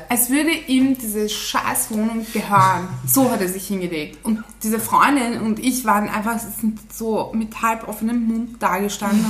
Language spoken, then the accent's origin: German; Turkey; ich bin eine echte Türkin